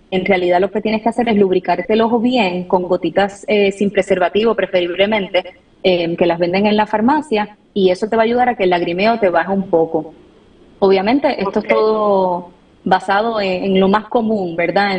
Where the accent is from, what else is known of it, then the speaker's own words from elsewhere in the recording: Puerto Rico; moved away as an adult; also born or lived in Washington, D.C. / Atlanta; now in United States; soy de Puerto Rico. Eh, toda mi familia la tengo por allá